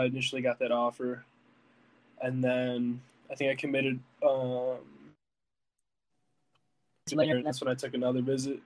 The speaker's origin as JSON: {"language": "English", "town": "Lake Zurich", "region": "Illinois", "country": "United States", "said": "I'm from Illinois"}